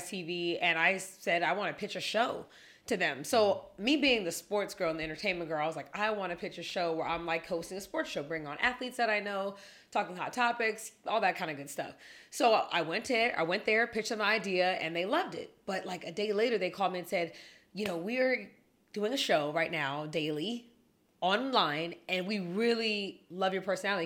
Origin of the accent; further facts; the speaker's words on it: the Valley, California, United States; I'm born and raised in the Valley. My mom was born here